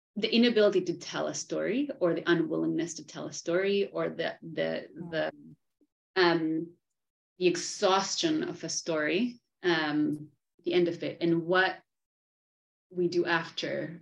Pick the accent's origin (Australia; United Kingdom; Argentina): Argentina; I am from Argentina